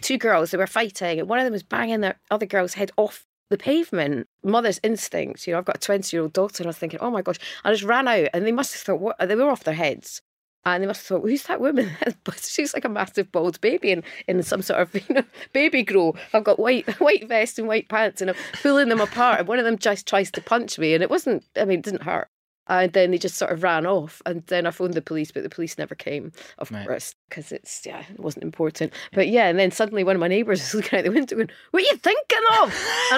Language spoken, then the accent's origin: English; Edinburgh, Scotland, United Kingdom; I'm from Edinburgh